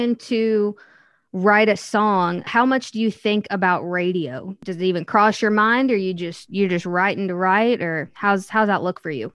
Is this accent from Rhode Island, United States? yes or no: no; Missouri, United States; now in Nashville, United States; I'm from Missouri